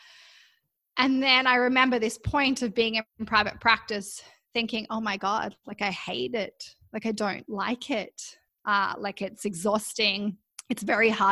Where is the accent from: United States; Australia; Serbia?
Australia; Canberra, Australian Capital Territory; moved away as an adult; now in Vancouver, Canada; I was born in Canberra in Australia, And my primary school even had their own gymnasium there.